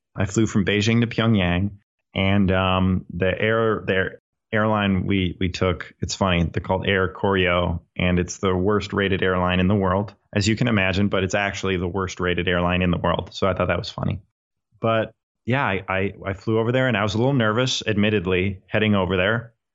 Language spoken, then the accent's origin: English; Minnesota, United States; I'm from Minnesota. I'm from the United States